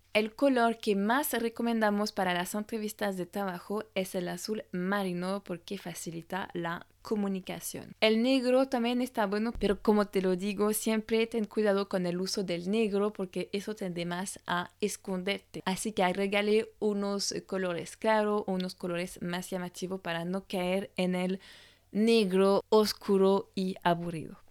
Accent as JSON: {"language": "Spanish", "country": "France", "said": "francesa y coach de imagen"}